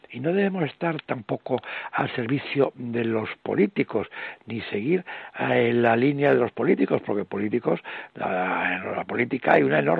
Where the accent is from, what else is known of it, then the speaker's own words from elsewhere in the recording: Spain; los españoles hemos perdido, perdido este sentimiento de unidad que por una parte lo tenemos como españoles